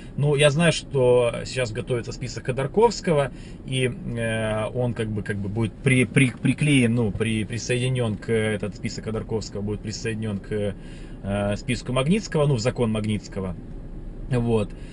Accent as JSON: {"language": "Russian", "country": "Russia", "said": "я вот как россиянин"}